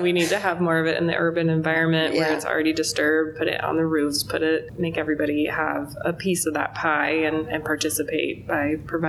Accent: Alaska, United States; now in Nevada, United States; I'm from Alaska, and so we still have those big open spaces.

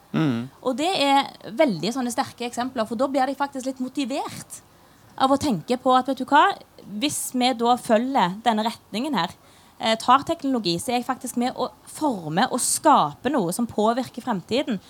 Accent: Stavanger, Rogaland, Norway; accent: Stavangersk; jeg snakker stavangersk. Det er jo ingen som forstår stavangersk

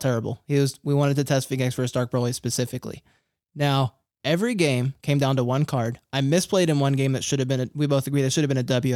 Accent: Philadelphia, Pennsylvania, United States; I'm from Philly

